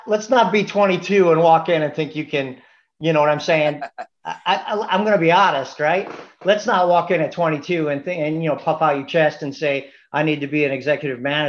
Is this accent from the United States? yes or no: yes; Chicago, Illinois, United States; I'm from Chicago